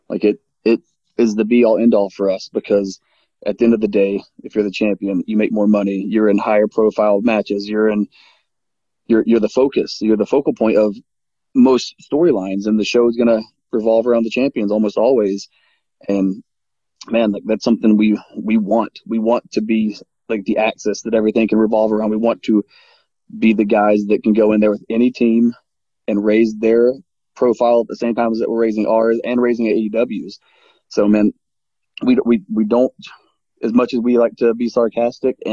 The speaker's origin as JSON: {"language": "English", "region": "Mid-Atlantic", "country": "United States", "said": "we're from the Mid-Atlantic, and that's what we were raised on."}